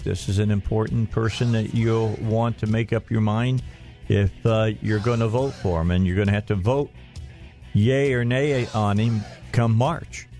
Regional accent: Northwest Indiana, United States; also born or lived in Gary, Indiana; I was born in, in Gary, raised in Northwest Indiana

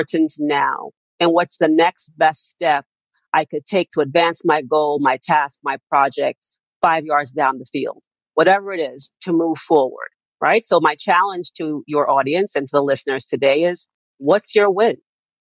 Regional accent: Jamaica; I'm Jamaican by heritage and by birth.

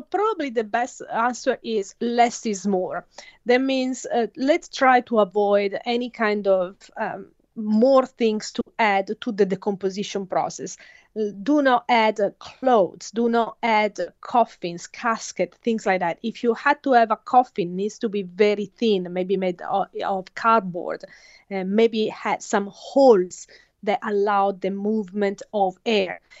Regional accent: Italy; moved away as an adult; now in Australia; I was born and raised in Italy

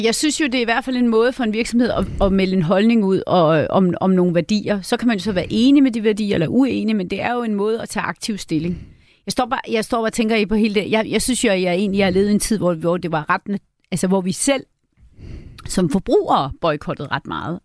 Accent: Møn, Zealand, Denmark; moved away; Nu kommer jeg jo fra Møn, øh, hvor jeg er vokset op

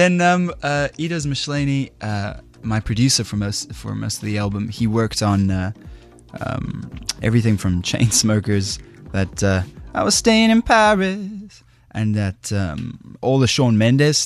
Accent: Johannesburg, Gauteng, South Africa; moved away as an adult; now in New York City, United States; I'm still the Joburg boy growing up in South Africa

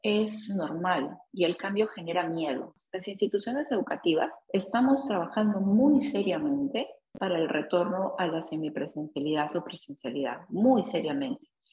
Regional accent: Peru; nosotros como peruanos

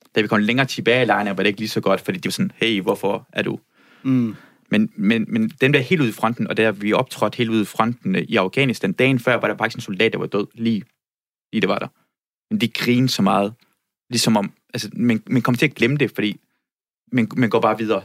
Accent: Iran; now in Denmark; jeg voksede op i Iran

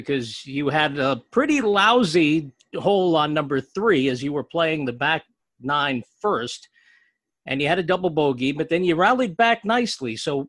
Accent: New Jersey, United States; I grew up in Central Jersey too.

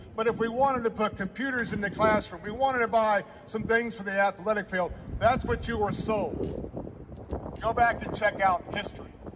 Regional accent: Tampa, Florida, United States; that's the Florida I grew up in. I grew up in a place not far from Raymond James Stadium where Dale Mabry was a two lane road

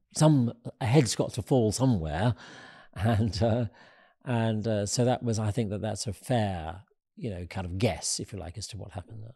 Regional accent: United Kingdom; being a Brit

